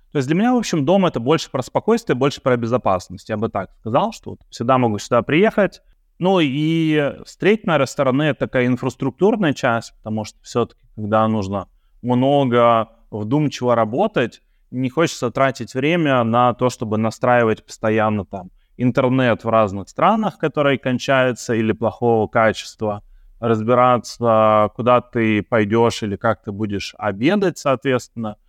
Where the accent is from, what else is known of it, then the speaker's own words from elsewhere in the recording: Saint Petersburg, Russia; moved away as an adult; now in Belgrade, Serbia; мы из Петербурга а, с женой